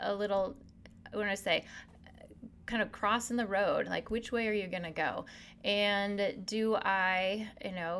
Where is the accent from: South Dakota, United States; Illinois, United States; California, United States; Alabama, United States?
South Dakota, United States; born and raised in South Dakota, so there's home